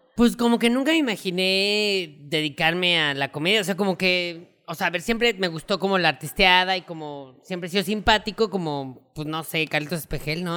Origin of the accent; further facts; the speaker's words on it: Mexico; como mexicanos estamos acostumbrados porque pues así crecimos